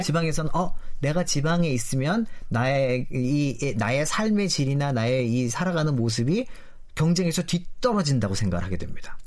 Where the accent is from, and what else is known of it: South Korea